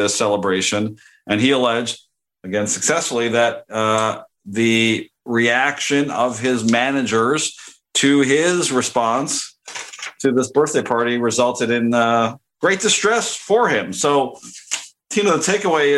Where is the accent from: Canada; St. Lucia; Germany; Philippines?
Canada; moved away; also born or lived in Knoxville; growing up in Canada